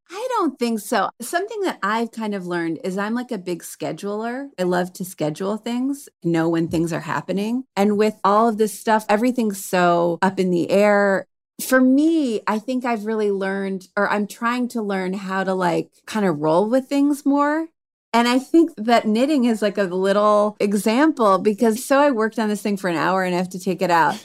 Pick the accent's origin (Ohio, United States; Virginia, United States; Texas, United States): Ohio, United States; Cleveland; moved away; also born or lived in Chicago; I'm from Cleveland originally, but I was coming from Chicago